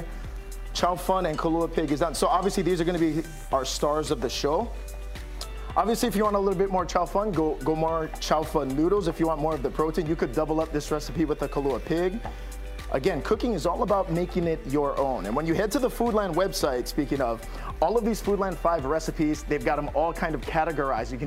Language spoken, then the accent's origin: English; Hawaii, United States; here when growing up in Hawaii